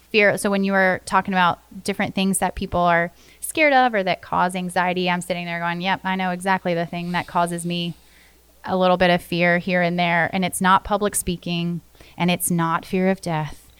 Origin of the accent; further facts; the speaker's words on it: Florida, United States; Growing up in Florida